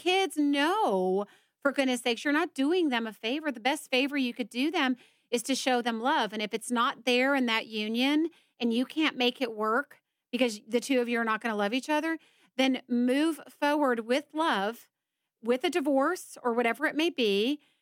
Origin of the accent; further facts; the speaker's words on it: Georgia, United States; I'm from Georgia